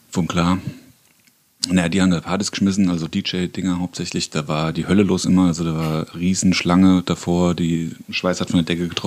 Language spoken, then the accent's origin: German; Bürgstadt, Bavaria, Germany; Nee, wir sind beide zugezogen. Also der, ich sag jetzt mal Sepp, ähm, kommt aus dem Westerwald und ich komme aus Miltenberg, Birkstadt, genauer gesagt, direkt nebendran.